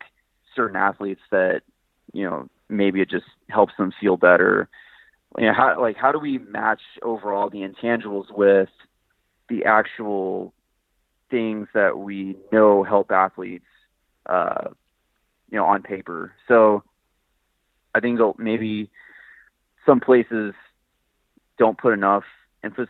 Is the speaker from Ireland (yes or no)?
no; Texas, United States; moved away as an adult; now in Washington, United States; I'm from Texas